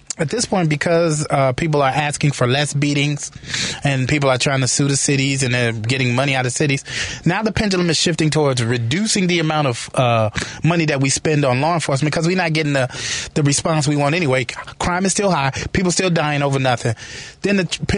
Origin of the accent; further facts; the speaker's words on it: Chicago, Illinois, United States; I'm from the South Side. I'm from Inglewood. It used to be a really, really, really Irish neighborhood.